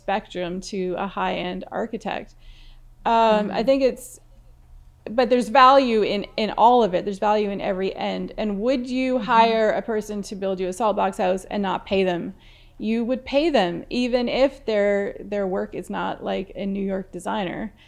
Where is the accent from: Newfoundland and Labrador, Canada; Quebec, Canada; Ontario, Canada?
Newfoundland and Labrador, Canada; moved away; I'm from Newfoundland, and salt box houses were quite normal to live in back there